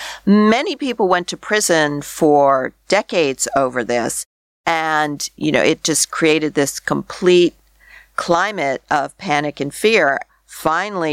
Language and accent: English; Canada; as a Canadian